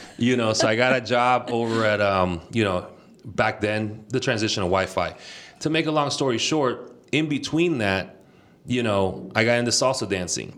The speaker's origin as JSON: {"language": "English", "area": "Bay Area", "region": "California", "country": "United States", "tie": "born or raised there", "also_born_or_lived": "Nicaragua", "said": "Yo nací en Nicaragua y me vine aquí a la, a la juventud. And I was raised here in the Bay Area, proud from the Bay."}